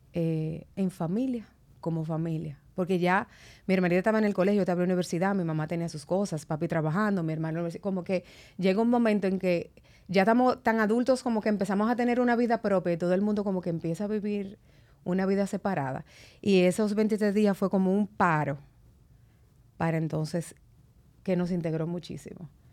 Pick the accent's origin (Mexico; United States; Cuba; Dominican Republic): Dominican Republic; Santo Domingo; also born or lived in Constanza; nosotros nos criamos todos ahí en San Jerónimo